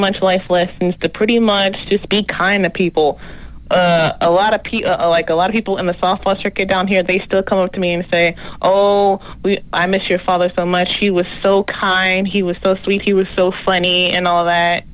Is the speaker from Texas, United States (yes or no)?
yes; Texas, United States; I'm from Texas